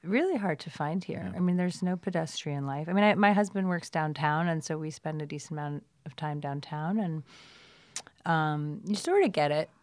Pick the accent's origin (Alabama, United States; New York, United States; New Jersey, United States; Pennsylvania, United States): New York, United States; New York City; moved away as an adult; now in Los Angeles, United States; I grew up in Brooklyn in Brooklyn Heights